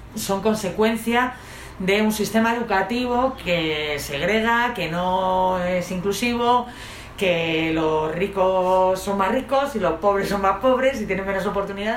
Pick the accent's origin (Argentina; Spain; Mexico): Spain; Madrid, Community of Madrid; Los vallecanos somos muy, las vallecanas somos muy de, somos de Vallecas. Sí, somos de Vallecas